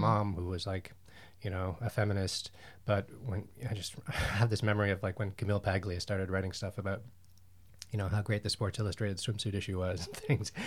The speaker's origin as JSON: {"language": "English", "town": "Ottawa", "region": "Ontario", "country": "Canada", "also_born_or_lived": "Montreal / Toronto", "moved": "yes", "said": "I'm Canadian, I'm from Ottawa."}